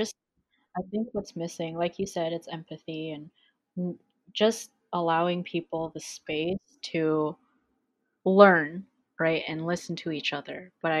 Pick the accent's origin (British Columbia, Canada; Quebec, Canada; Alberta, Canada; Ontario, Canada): British Columbia, Canada; Vancouver; I was born and raised in Vancouver, BC. I grew up around the Mount Pleasant area my whole life.